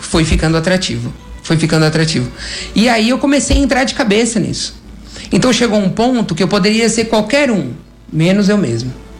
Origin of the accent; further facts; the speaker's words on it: São Paulo, Brazil; eu sou de São Paulo, minha família é de São Paulo